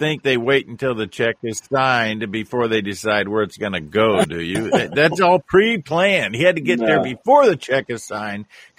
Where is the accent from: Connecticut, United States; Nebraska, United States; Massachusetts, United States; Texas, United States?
Nebraska, United States; my home state of Nebraska